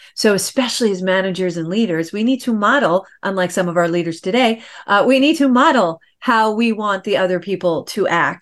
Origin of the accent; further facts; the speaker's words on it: New York, United States; I get comments that I talk New York fast. I'm from New York.